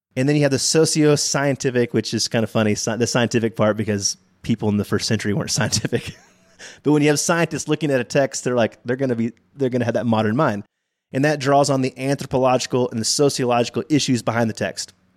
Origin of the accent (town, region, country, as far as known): Texas, United States; born or raised there